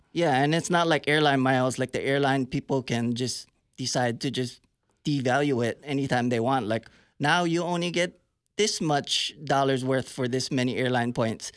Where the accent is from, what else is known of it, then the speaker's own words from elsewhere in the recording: Hawaii, United States; also born or lived in San Francisco Bay Area, California; now in Tulsa, United States; I grew up in Hawaii, but I lived in the Bay Area for a long time.